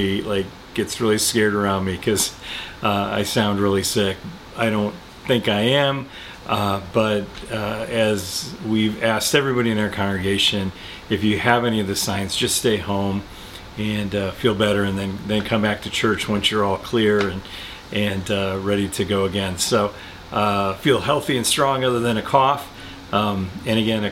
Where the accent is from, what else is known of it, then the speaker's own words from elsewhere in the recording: Chicago, Illinois, United States; We're from Chicago